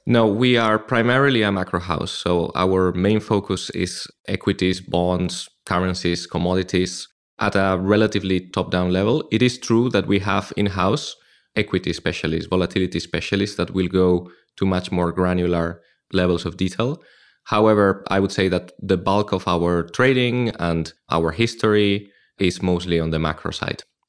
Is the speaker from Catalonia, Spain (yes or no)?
no; Madrid, Community of Madrid, Spain; moved away as an adult; also born or lived in Frankfurt; now in London, United Kingdom; I started in Madrid, my hometown in Spain